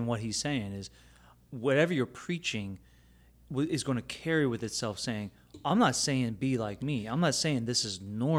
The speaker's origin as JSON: {"language": "English", "country": "Philippines", "said": "because I'm Filipino, you know?"}